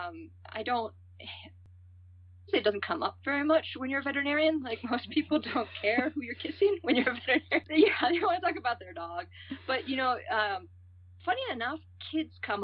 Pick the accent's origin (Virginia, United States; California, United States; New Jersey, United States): California, United States; San Francisco; moved away as an adult; also born or lived in Santa Cruz; now in Colorado, United States; I was born in the Bay Area, San Francisco area, and my family's been there in on both sides for five generations